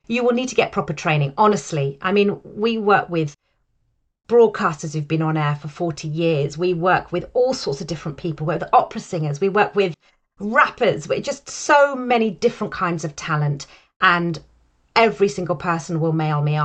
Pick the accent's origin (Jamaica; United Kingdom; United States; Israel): United Kingdom; I sit in the market as a British, white, middle-aged, female voice actor